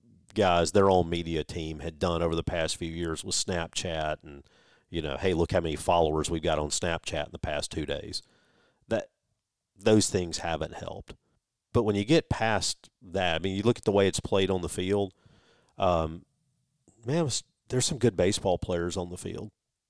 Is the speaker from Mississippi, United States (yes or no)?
yes; Starkville, Mississippi, United States; moved away as an adult; also born or lived in Louisville; I grew up in Starkville. Louisville for a while, then Starkville. Left, swore I would never come back to Starkville. You'd have to be crazy to live in Starkville. Laughed at the idea. Well, 18 years ago, I moved back, and I haven't left since.